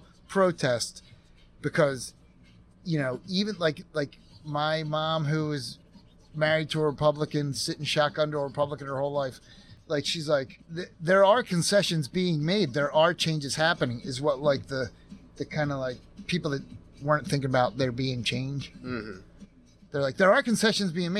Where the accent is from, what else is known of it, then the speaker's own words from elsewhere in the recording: United States; I was raised in America